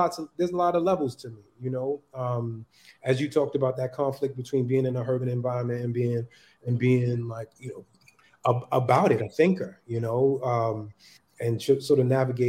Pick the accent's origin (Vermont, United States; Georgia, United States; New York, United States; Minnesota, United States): New York, United States; New York City; also born or lived in North Carolina; growing up in Harlem in the you know, 80s, 90s